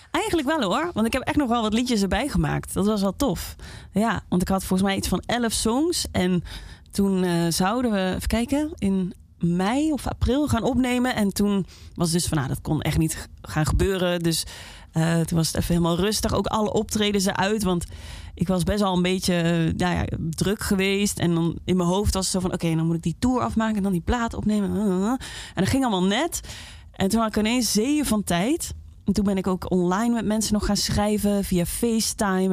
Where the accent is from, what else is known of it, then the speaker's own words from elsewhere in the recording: Limburg, Netherlands; moved away; omdat ik uit Limburg kwam